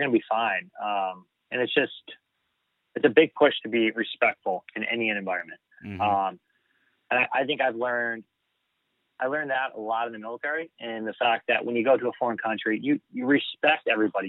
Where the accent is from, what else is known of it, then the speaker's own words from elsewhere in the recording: United States; being American